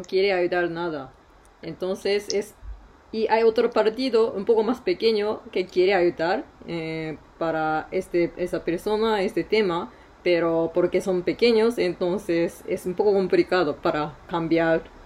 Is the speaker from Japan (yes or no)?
yes; Tokyo, Japan; Spanish is a second language; now in Nagano, Japan; soy de Tokio